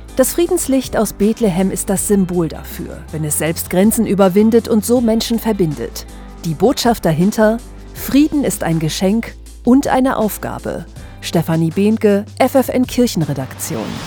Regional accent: Lower Saxony, Germany; bei uns in Niedersachsen

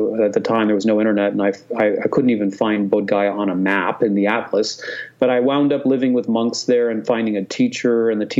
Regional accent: Hong Kong; I grew up in Hong Kong. I went to an American school in Hong Kong. My father was British. My mother was from Turkey.

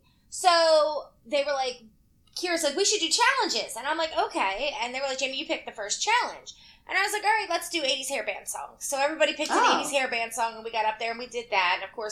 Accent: Kentucky, United States; I was born in Kentucky.

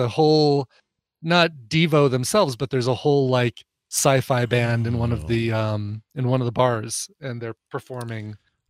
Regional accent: Australia; accent: Australian; I know one person on Twitter maybe doesn't appreciate my Australian accent so much.

